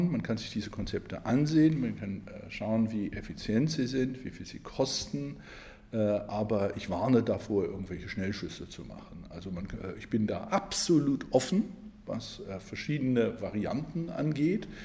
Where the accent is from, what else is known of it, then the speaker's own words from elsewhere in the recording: Saarland, Germany; Ich komme übrigens aus dem Saarland, bin aufgewachsen in, Berg, in einer Bergbauregion Stahlindustrie, die Luft sehr verschmutzt war.